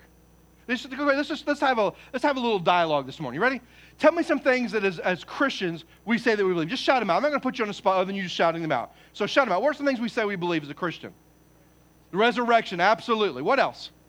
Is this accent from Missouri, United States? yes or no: yes; Poplar Bluff, Missouri, United States; moved away; I'm from Poplar Bluff, Missouri. I mean, I'm not saying we're backwoods, because we're not